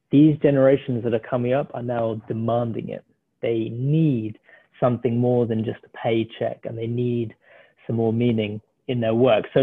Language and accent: English; South Africa; also born or lived in Ireland; as Nick said, I'm the South African Irish person, so a bit of a weird mix, and I sound very British